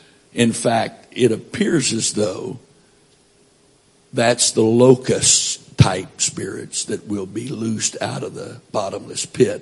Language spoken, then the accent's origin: English; Florida, United States; born there; I was born in Florida, even though I haven't lived that much time there.